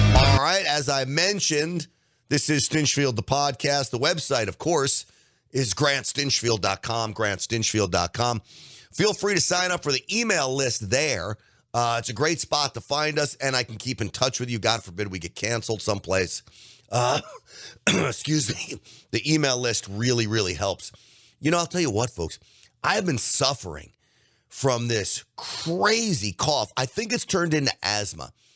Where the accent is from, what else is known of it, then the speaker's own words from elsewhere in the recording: New York City, New York, United States; moved away; I grew up in New York